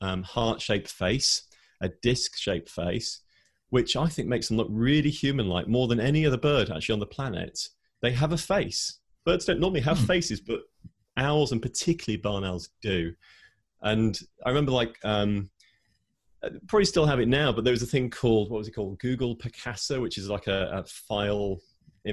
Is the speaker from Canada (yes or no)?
no; United Kingdom; I grew up here in the UK. I'm British, as you can probably hear